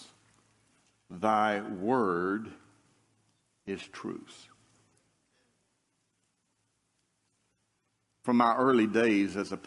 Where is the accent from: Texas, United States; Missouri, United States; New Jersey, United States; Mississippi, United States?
Mississippi, United States; North; moved away; As a boy, I grew up in North Mississippi.